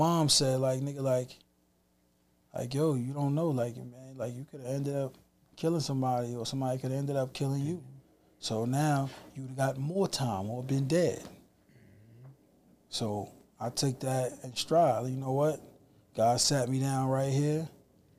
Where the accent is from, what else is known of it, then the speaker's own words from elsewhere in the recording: New York City, New York, United States; I love my borough, nigga. Like, yeah. I'm on Queens time